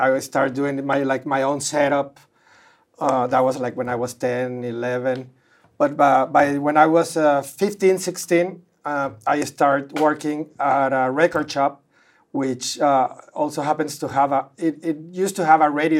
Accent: Monterrey, Nuevo León, Mexico; moved away as an adult; now in Los Angeles, United States

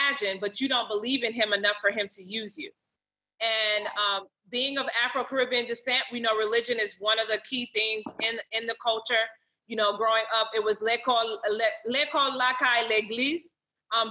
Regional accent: Fort Lauderdale, Florida, United States; also born or lived in Little Haiti, Miami; I was born in Little Haiti, but actually about the age of five, we moved to Fort Lauderdale

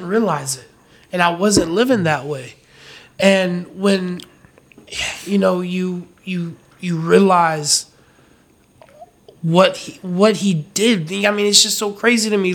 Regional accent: Fayetteville, North Carolina, United States; moved away; also born or lived in Raleigh, North Carolina; Fayetteville is where I'm from

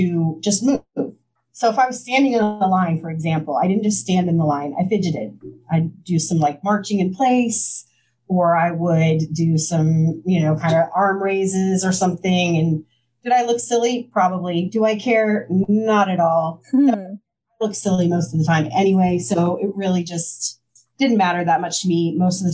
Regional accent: Midwest, United States; now in Washington, D.C. area, United States; I am from the Midwest. I'm from a very small town.

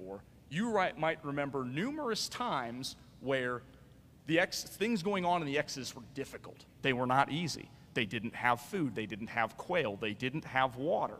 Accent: Midwest, United States; now in Roanoke Valley, United States; I am a Midwesterner. And in the Midwest, we have tornadoes

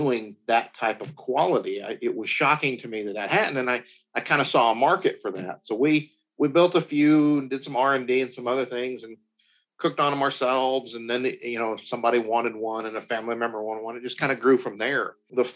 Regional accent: the South, United States; Growing up in the South

